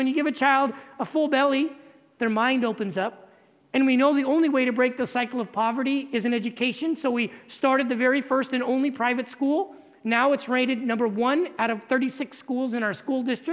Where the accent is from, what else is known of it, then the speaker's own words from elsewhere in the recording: California, United States; moved away as an adult; now in Dominican Republic; I'm originally from California.